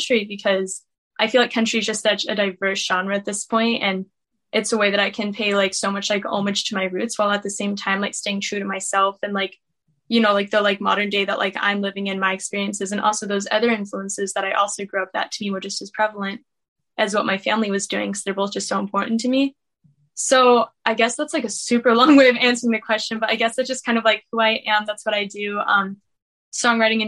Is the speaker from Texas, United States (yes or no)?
no; Beckley, West Virginia, United States; I was born and raised in Beckley, West Virginia